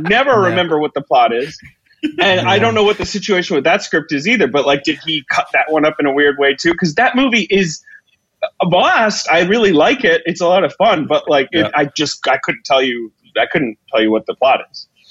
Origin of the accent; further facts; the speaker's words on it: United Kingdom; moved away; I grew up in Britain